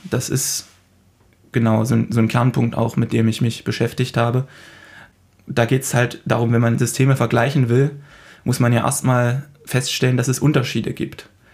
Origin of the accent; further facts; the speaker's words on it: Germany; bei uns in Deutschland